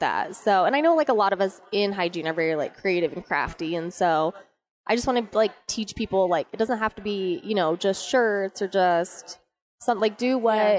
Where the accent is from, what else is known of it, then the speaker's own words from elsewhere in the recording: Arizona, United States; I was born and raised in Arizona